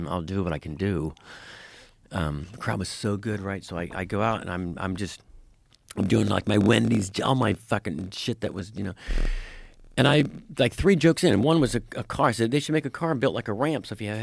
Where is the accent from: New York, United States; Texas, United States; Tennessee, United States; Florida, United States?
Florida, United States; I grew up in Florida